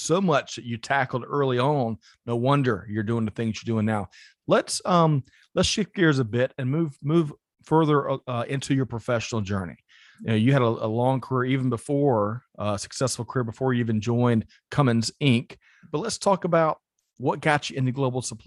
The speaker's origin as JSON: {"language": "English", "town": "Aiken", "region": "South Carolina", "country": "United States", "tie": "born or raised there", "said": "I grew up in Aiken, right across the river"}